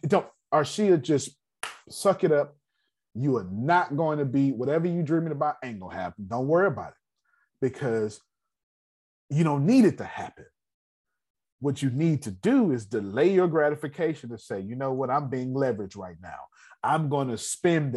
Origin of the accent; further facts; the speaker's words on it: United States; I'm American